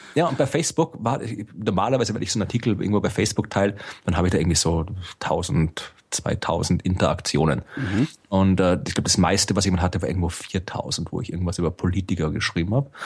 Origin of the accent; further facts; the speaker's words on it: Austria; ich bin Österreicher